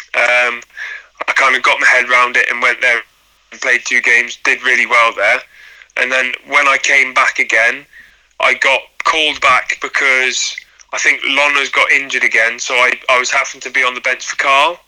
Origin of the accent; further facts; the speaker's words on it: Ludlow, West Midlands, United Kingdom; I'm from Ludlow